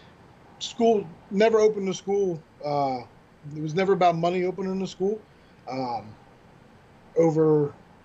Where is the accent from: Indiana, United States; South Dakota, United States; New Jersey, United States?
New Jersey, United States; Atlantic City; in Atlantic City, in my hometown